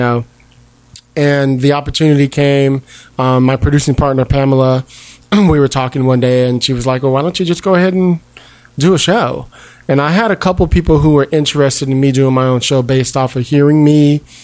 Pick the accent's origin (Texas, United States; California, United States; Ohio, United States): California, United States; Palo Alto; also born or lived in Detroit / Brooklyn; I was raised in the Bay Area in Palo Alto